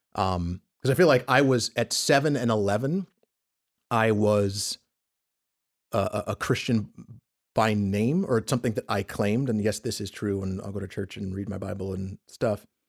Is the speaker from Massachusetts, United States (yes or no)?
no; Peekskill, New York, United States; also born or lived in Bronx, New York; I'm from New York originally, so we went to a church just, uh, uh, in, in, in Harlem. We lived in Westchester County, just outside of New York City